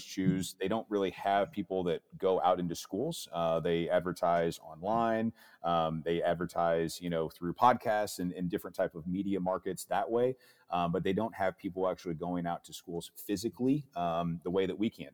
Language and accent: English; St. Louis, Missouri, United States; Missouri, uh, being my home state as I'm out of Saint Louis.